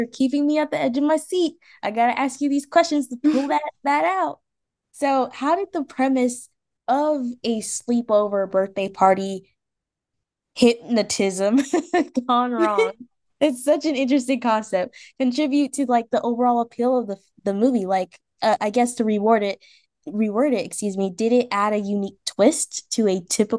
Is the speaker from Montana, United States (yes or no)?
no; Washington, District of Columbia, United States